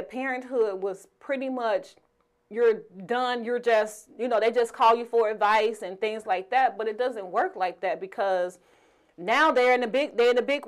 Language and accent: English; Chicago, Illinois, United States; We're from Chicago